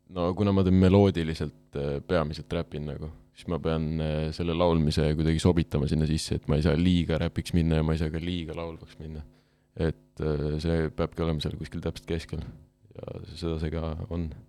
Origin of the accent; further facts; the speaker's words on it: Tartu, Tartu County, Estonia; ma olen Vaksalist pärit, ma olen terve elu Vaksalis, no Vaksal on see raudteejaam Tartus, seal piirkonnas